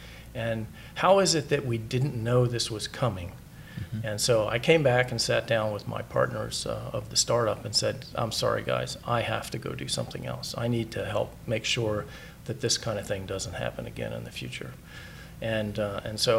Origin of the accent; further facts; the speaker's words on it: Anne Arundel County, Fort Meade area, Maryland, United States; born and raised in this area